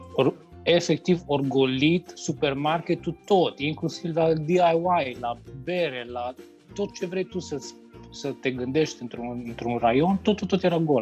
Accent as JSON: {"language": "Romanian", "country": "Romania", "moved": "as an adult", "lives_now": "Ireland", "said": "toți sunt irlandezi, numai eu sunt român acolo între ei"}